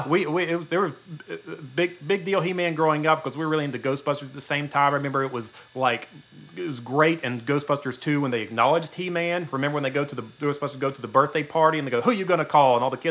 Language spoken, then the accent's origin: English; Georgia, United States; moved away; In case you're wondering where my beautiful Midwest accent comes from, I'm from South Georgia, but I moved up here.